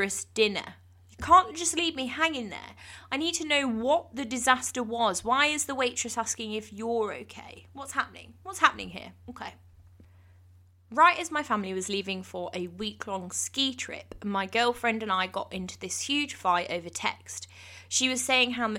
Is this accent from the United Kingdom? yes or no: yes; England, United Kingdom; I'm English